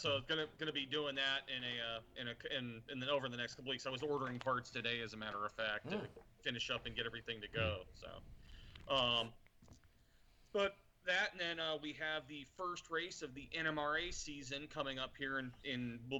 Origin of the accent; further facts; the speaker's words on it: East Coast, United States; So I grew up on the East Coast, and generally in the summer, water tends to be like.